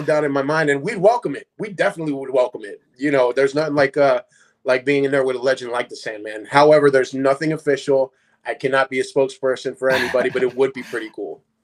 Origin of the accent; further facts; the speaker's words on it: Paulsboro, New Jersey, United States; also born or lived in Puerto Rico; when I came from Puerto Rico, I I lived in North New Jersey, but I then moved down to South Jersey, little small town called Paulsboro. That's where I grew up